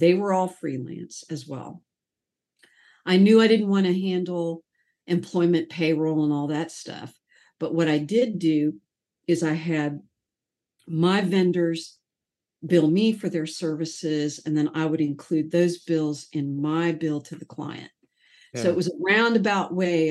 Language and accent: English; Sarasota, Florida, United States; I grew up in Sarasota